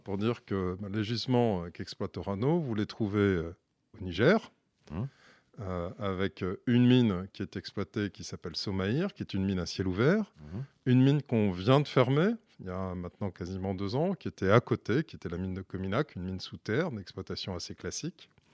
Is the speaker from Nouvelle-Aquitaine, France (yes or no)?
yes; Bordeaux, Nouvelle-Aquitaine, France; je suis bordelais de naissance